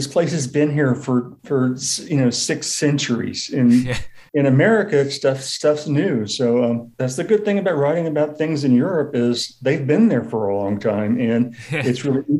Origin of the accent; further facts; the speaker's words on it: San Antonio, Texas, United States; also born or lived in Germany; I've been to Berlin. I lived in Germany. I'm from San Antonio, Texas. I've been in the Texas Hill Country.